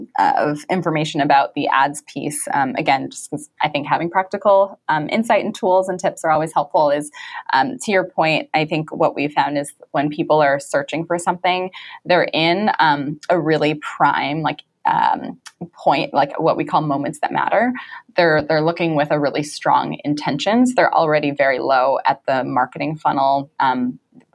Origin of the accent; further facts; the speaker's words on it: Vancouver, British Columbia, Canada; moved away as an adult; also born or lived in New York City; I grew up in Vancouver, Canada